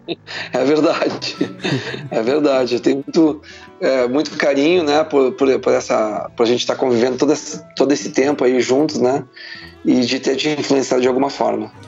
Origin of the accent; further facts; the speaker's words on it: Porto Alegre, Rio Grande do Sul, Brazil; eu sou natural de Porto Alegre e de um bairro chamado Menino Deus